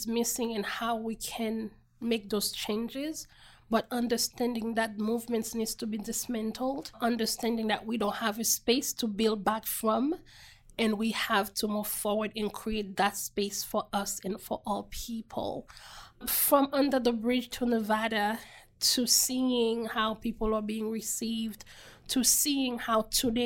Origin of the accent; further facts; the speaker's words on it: Haiti; now in United States; Being a Haitian national, being an American citizen, a Haitian American Black immigrant